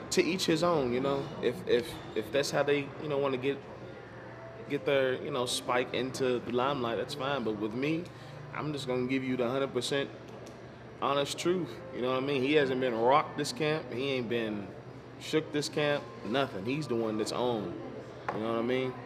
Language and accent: English; Louisville, Kentucky, United States; I'm from Louisville, Kentucky